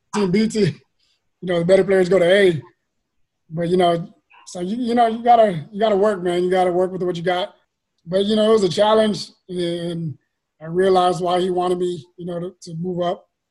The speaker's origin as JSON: {"language": "English", "town": "San Antonio", "region": "Texas", "country": "United States", "tie": "born or raised there", "said": "I grew up in the West Side, man, right, uh, right next to the Casiano Courts, you know, Laredo, South Hamilton area"}